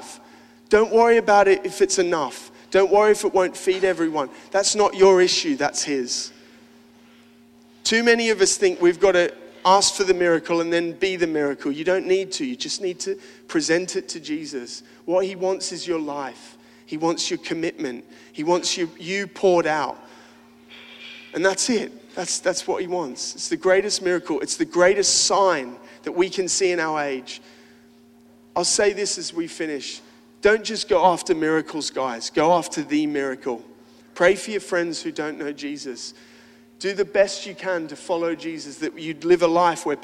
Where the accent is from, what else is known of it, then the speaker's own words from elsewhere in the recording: Australia; I'm an Aussie